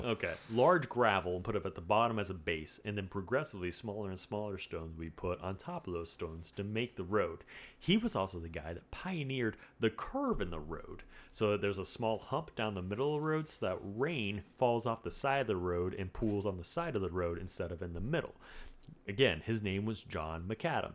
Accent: United States; I'm an American

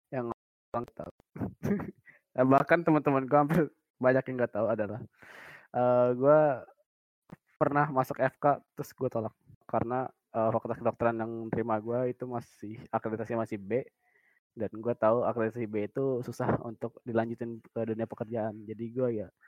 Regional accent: Palembang, South Sumatra, Indonesia; born there; now in Bekasi, Indonesia; Dan gue lahir normal di Palembang 20 Februari 2001 tempat tinggal gue sekarang di Bekasi.

